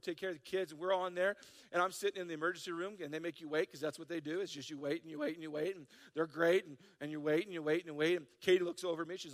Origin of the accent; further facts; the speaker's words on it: South Dakota, United States; I'm from South Dakota.